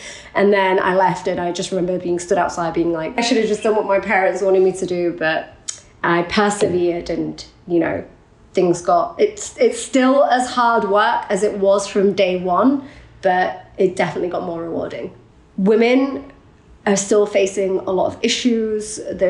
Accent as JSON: {"language": "English", "country": "Iraq", "said": "look, I'm from Iraq, I speak Arabic, I understand the region, let me go."}